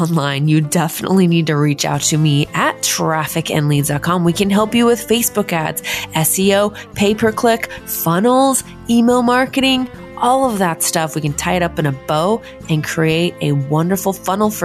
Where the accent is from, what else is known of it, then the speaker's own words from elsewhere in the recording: Idaho Falls, Idaho, United States; moved away as an adult; now in Portland, United States; I'm from Idaho Falls, Idaho. I was born and raised there and moved here to Portland 4 years ago.